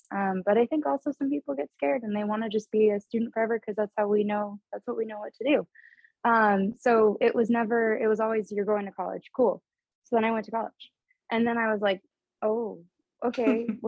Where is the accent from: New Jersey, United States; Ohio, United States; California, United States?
California, United States; Orange County; now in San Francisco, United States; I'm from Orange County, California